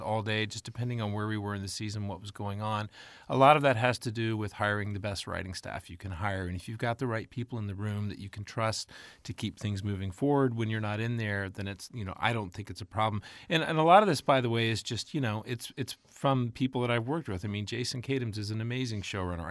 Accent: Texas, United States; moved away as an adult; also born or lived in Mississippi / Dallas / Tennessee; I grew up in Texas

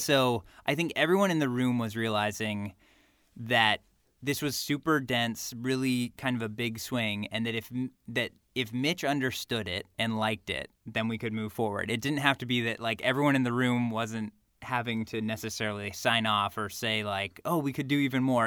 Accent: California, United States; growing up in California and going to U C L

